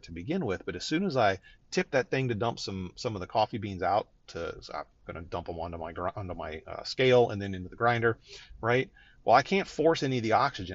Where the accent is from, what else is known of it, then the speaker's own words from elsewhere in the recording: Northeast Ohio, United States; I grew up in Northeast Ohio where there's a lot of Polish influence